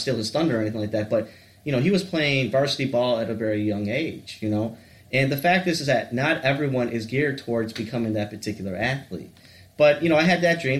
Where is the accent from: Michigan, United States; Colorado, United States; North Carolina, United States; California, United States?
Michigan, United States; Warren; I grew up in the South Side or the Metro Detroit area, basically, in the Warren area